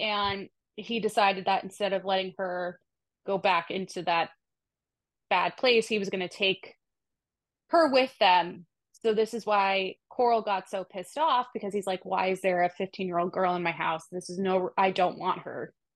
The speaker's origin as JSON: {"language": "English", "town": "Boston", "region": "Massachusetts", "country": "United States", "said": "one Boston girl to another"}